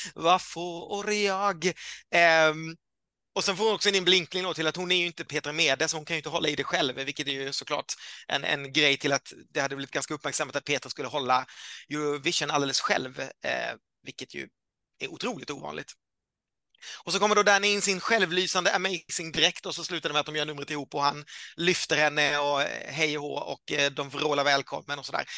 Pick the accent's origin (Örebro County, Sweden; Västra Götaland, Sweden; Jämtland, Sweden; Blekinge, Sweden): Blekinge, Sweden; Karlskrona; moved away; Jag är ju född i Karlskrona